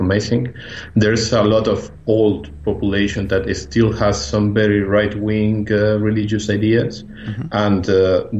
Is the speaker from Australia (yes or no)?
no; Mexico; moved away as an adult; now in Barcelona, Spain; I'm actually originally from Mexico, but I'm living in Barcelona, Spain.